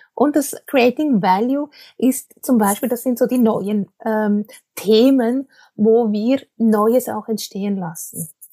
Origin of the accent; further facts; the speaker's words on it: Switzerland; accent: Swiss-tinged Standard German; vielleicht hört man es, ich komme aus der Schweiz, ich spreche aus der Schweiz zu dir. Äh, das heißt, mein Hochdeutsch ist natürlich äh, ein bisschen gefärbt